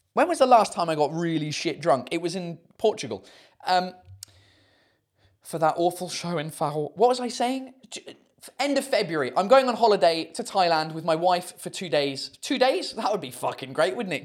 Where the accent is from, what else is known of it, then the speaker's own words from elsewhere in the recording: United Kingdom; first language English; moved away as an adult; now in France; I'm British.